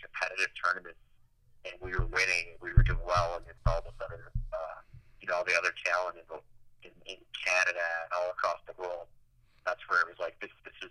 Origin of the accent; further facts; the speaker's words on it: Michigan, United States; also born or lived in Denver; growing up in Michigan